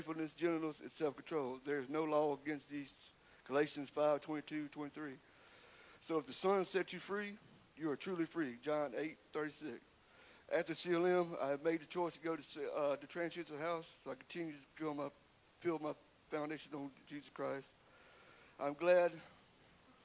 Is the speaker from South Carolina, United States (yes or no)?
yes; Windsor, South Carolina, United States; I'm from Windsor, South Carolina. I have three sisters, Lisa, Alice, and Nancy. We grew up in a normal household